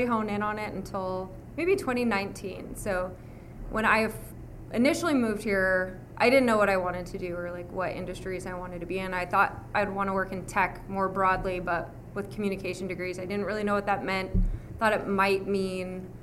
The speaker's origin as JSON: {"language": "English", "town": "Las Vegas", "region": "Nevada", "country": "United States", "tie": "born or raised there", "moved": "yes", "lives_now": "Austin, United States", "said": "I grew up in Las Vegas, Nevada."}